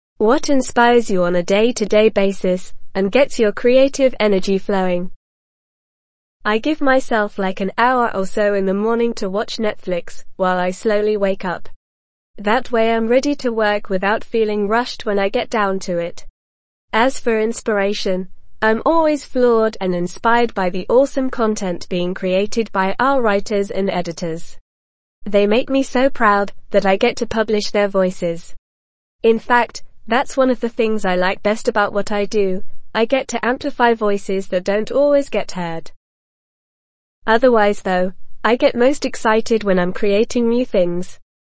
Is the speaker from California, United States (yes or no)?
yes; San Diego, California, United States; now in San Francisco, United States; the neighborhood I grew up in in San Diego